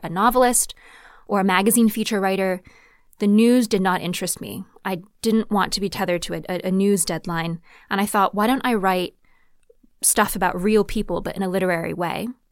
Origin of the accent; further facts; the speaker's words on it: Connecticut, United States; moved away; I came from Zhejiang Province, but then I was born and raised in Connecticut